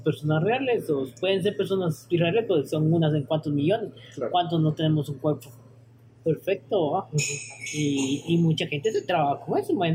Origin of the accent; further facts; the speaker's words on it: Guatemala; como guatemaltecos